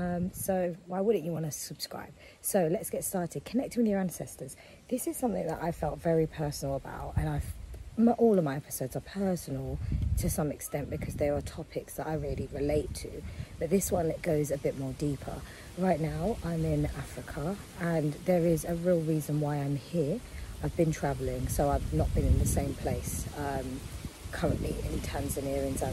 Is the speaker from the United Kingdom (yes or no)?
yes; United Kingdom; growing up in Europe and in the UK